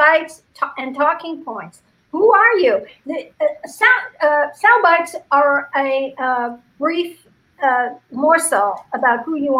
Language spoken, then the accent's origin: English; Cincinnati, Ohio, United States; So it's like, good morning, Cincinnati. Oh, by the way, I'm from Cincinnati.